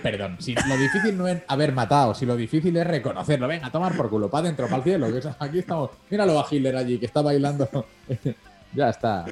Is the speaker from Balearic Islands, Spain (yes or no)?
yes; Mallorca, Balearic Islands, Spain; yo soy de Mallorca